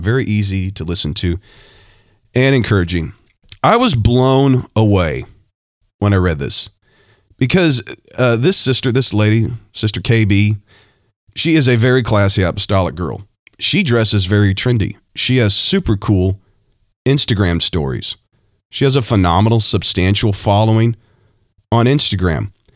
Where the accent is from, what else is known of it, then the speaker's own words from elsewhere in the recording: Ohio, United States; I was born in Ohio